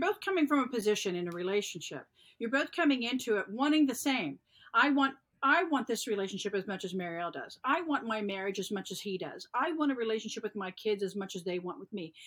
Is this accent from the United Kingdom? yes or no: no; the South, United States; I was born and raised in the South